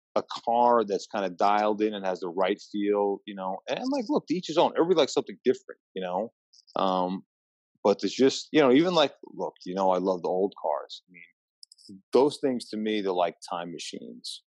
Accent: Long Island, New York, United States; also born or lived in Queens, New York; I was born in Queens, raised in Long Island

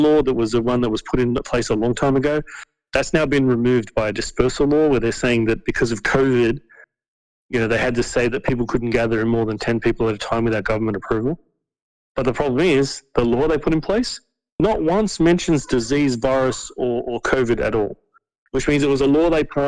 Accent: Australia; we have politicians in our country

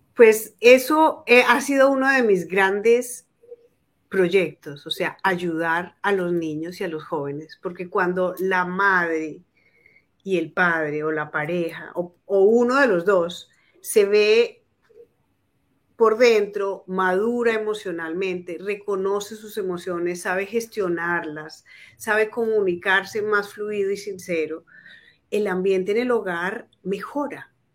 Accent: Colombia; moved away as an adult; also born or lived in Bogotá, Colombia; now in Argentina; Yo soy una psicóloga colombiana que trabajó en el área de psicología educativa por 10 años en Bogotá

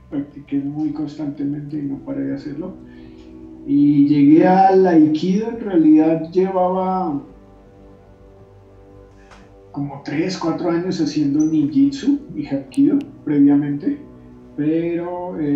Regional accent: Colombia; born there; Yo nací en Colombia, en Colombia no había pues aikido así en páginas amarillas o algo así.

